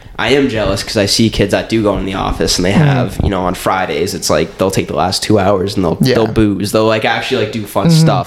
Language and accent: English; Cape Cod, Massachusetts, United States; now in Somerville, United States; I grew up on Cape Cod.